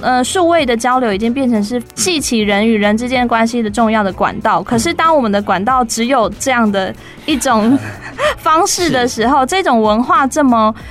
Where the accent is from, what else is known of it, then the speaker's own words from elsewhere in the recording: Fengshan, Kaohsiung, Taiwan; 小时候在文德嘛，文德国小，就凤山的国小